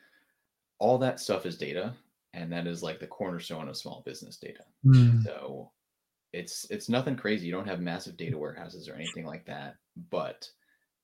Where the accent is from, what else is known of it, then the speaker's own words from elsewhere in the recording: Connecticut, United States; now in Charlotte, United States; I'm from Connecticut, which is not exciting, but I moved down to Charlotte, North Carolina